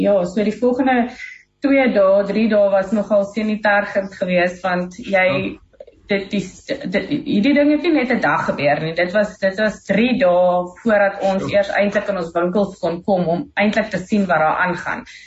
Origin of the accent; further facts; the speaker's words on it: South Africa; ons is Suid-Afrikaners in Murgenbeen